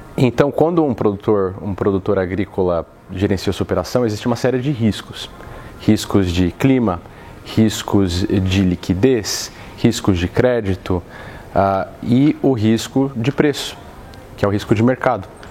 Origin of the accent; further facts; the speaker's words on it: Brazil; moved away as an adult; now in Chicago, United States; eu sou brasileiro, uh, vim para cá há alguns anos